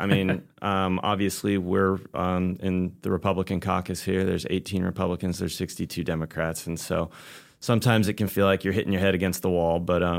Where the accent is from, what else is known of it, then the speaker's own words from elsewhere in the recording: Saratoga, California, United States; I'm originally from Silicon Valley, Saratoga, California. Met my now wife when we were in high school. We both went down to Los Angeles area for school.